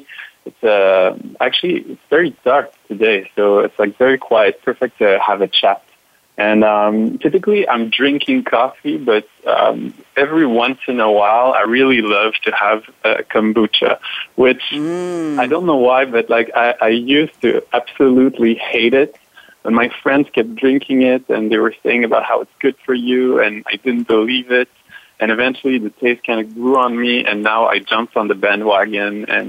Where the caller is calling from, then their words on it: Montreal, Quebec, Canada; So I'm calling actually from Montreal, Canada, at the international headquarters of Cirque du Soleil.